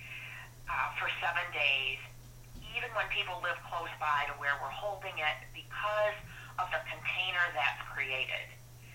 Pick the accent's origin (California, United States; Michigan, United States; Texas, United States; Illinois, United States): Michigan, United States; Flint; I'm from Flint, Michigan originally. I grew up, you know, in an automotive working